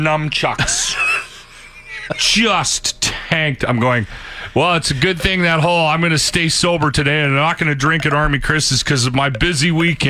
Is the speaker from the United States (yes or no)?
no; Canada; I'm very Canadian. I'm proud to be Canadian.